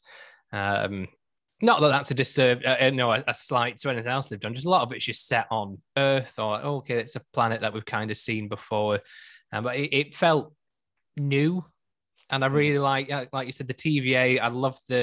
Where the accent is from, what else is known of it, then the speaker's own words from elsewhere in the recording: United Kingdom; we are British